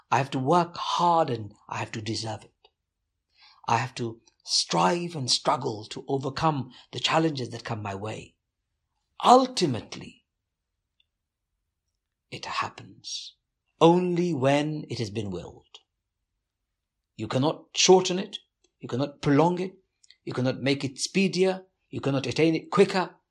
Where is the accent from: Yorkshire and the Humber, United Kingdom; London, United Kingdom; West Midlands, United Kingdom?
London, United Kingdom; so I was in the UK, growing up in the East End of London